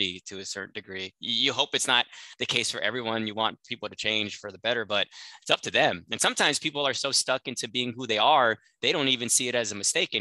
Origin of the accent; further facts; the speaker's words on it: Los Angeles, California, United States; I'm from the San Fernando Valley, so that's porn capital of the world. I grew up like in the fucking porn capital of America